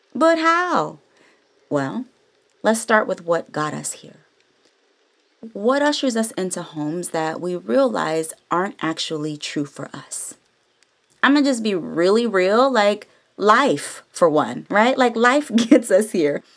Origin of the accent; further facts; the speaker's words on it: the Bay Area, California, United States; now in Los Angeles, United States; I'm from the Bay all day, San Francisco and Oakland alike. And since I moved to L